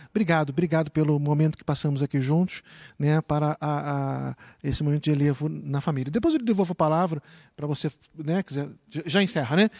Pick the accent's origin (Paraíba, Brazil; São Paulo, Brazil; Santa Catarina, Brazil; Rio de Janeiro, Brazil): Rio de Janeiro, Brazil; moved away; eu já estava de volta ao Rio de Janeiro, fazendo trabalho missionário lá no Rio, na minha cidade natal